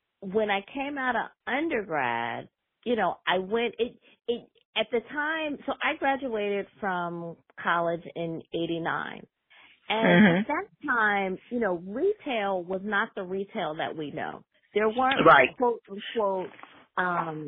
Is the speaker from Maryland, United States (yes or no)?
no; Philadelphia, Pennsylvania, United States; moved away; I'm originally from Philly